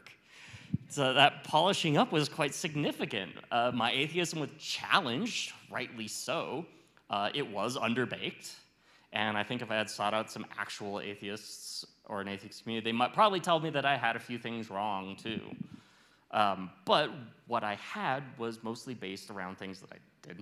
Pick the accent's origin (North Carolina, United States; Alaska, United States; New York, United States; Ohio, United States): Alaska, United States; Fairbanks; moved away as an adult; now in Los Alamos, United States; I grew up in Fairbanks, Alaska, and I went to college there, and I had my first job after college there